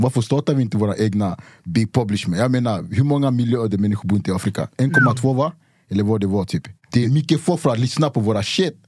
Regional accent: Cameroon; moved away; also born or lived in Luleå, Sweden; jag är från Kamerun, det, är- det är tropiskt. Vi har regnskogar.

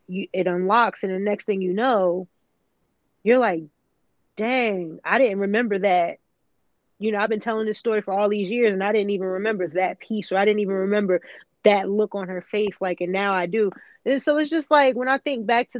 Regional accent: the South, United States; growing up in the South

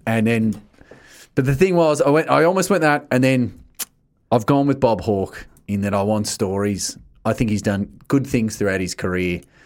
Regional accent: Geelong, Victoria, Australia; I'm from Geelong

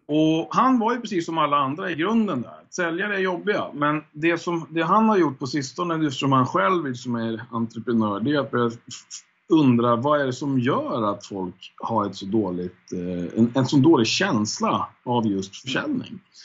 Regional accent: Hudiksvall, Gävleborg County, Sweden; now in Stockholm, Sweden; jag är född i Stockholm faktiskt. Och mm. sen mm. så flyttade jag upp till Hälsingland när jag var typ, jag kommer inte ihåg riktigt, men 6-7 någonstans där, kanske 8. Eh, ja, och då var det Hudiksvall som jag eh, växte upp i egentligen, Hälsingland.

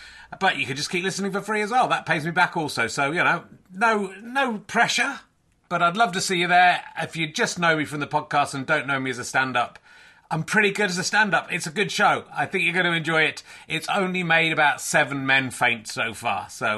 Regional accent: York, Yorkshire and the Humber, United Kingdom; born there; because I was born in York, which is where Richard of York.

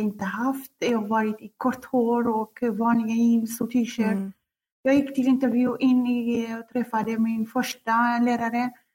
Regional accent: Kurdistan Region, Iraq; Swedish is a second language; moved away as an adult; also born or lived in Baghdad, Iraq; now in Sweden; Jag kommer från Kurdistan, Irak

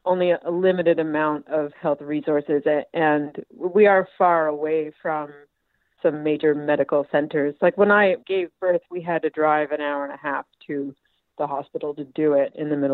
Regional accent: Cape Breton, Nova Scotia, Canada; moved away as an adult; also born or lived in Toronto; I live in my hometown, my home village in Nauvoo, in Cape Breton right now

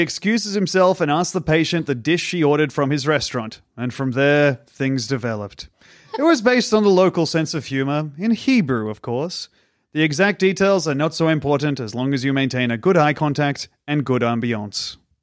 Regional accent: Australia; I'm an Australian comedian and mime

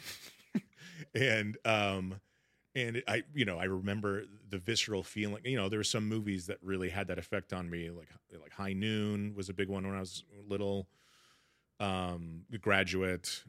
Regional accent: Sacramento, California, United States; moved away; I grew up in Sacramento, middle class family

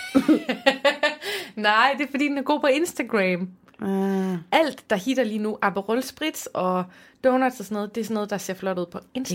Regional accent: Aarhus, Central Denmark Region, Denmark; jeg er jo fra Aarhus

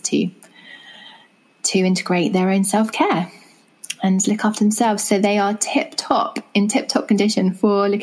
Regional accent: England, United Kingdom; as you can tell from my accent, I'm from England.

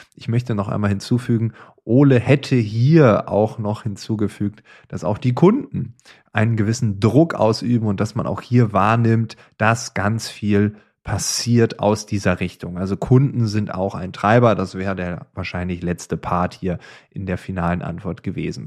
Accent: East Frisia, Lower Saxony, Germany; Ich komme aus Ostfriesland, da in einem Dorf

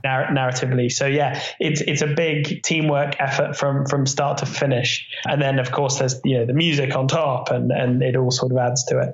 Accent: near Reading, South East England, United Kingdom; I grew up near Reading

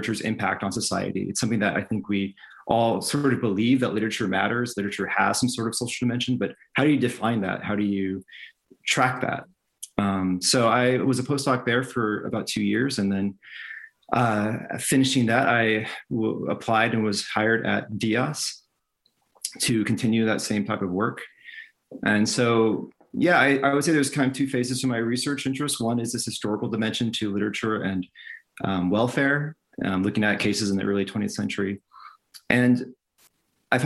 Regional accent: California, United States; moved away; I'm from California originally, in the States

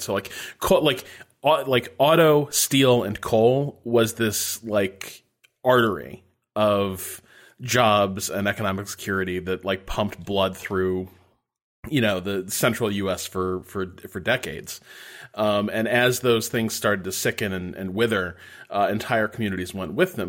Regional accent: Northwest Indiana, United States; I grew up in Northwest Indiana, which is really different from the rest of Indiana

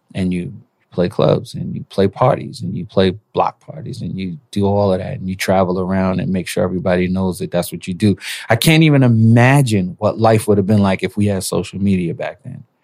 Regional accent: New York City, New York, United States; also born or lived in Panama; I was born in Panama, raised in Brooklyn

